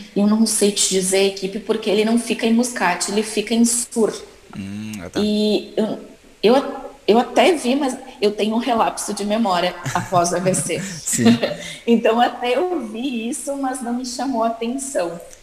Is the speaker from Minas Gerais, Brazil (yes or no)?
no; Caxias do Sul, Rio Grande do Sul, Brazil; moved away; Eu venho de, eu venho de Caxias do Sul, que é muito frio